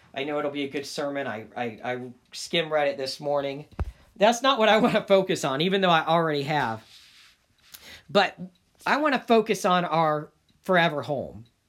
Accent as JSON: {"language": "English", "town": "Dayton", "region": "Ohio", "country": "United States", "tie": "born or raised there", "also_born_or_lived": "Cincinnati", "moved": "as an adult", "lives_now": "Northeast Ohio, United States", "said": "I moved from Cincinnati, though I'm originally from Dayton."}